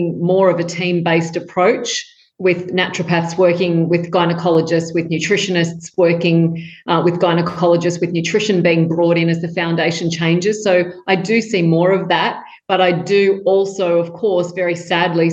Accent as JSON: {"language": "English", "town": "Tamworth", "region": "New South Wales", "country": "Australia", "tie": "born or raised there", "said": "I grew up in Tamworth in country New South Wales in Australia with chickens in the backyard"}